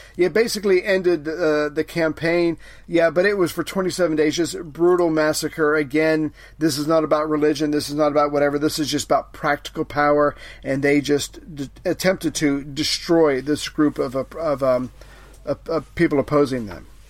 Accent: United States; as an American

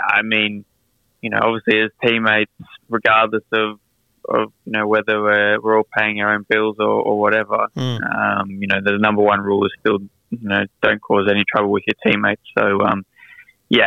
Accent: Melbourne, Victoria, Australia; I grew up in Melbourne, Brighton to be specific

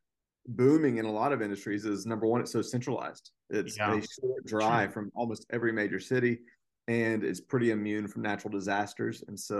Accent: Greenville, South Carolina, United States; accent: Southern; also born or lived in Argentina / Lexington, Kentucky / Atlanta, Georgia; now in Columbus, United States; I am originally from Greenville, South Carolina. People tell me they can still hear a little bit of the Southern.

